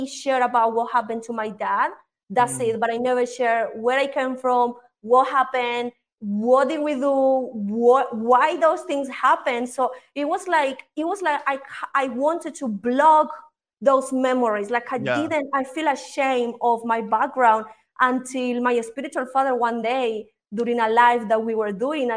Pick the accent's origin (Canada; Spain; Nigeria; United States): Spain; moved away as an adult; also born or lived in United Kingdom; now in Colombia; I am originally here from Colombia, but I moved when I was really young to Spain. In Spain, I was raised until my dad died, until I was like 19, 20, and then I moved to the UK